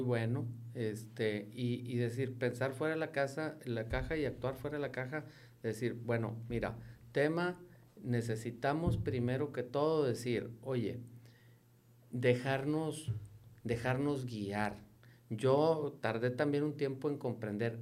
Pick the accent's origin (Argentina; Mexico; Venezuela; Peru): Mexico; Nuevo León; Somos mexicanos, yo 100% mexicano me arraigo, pero soy neoleonés y queremos ver a nuestra tierra prosperar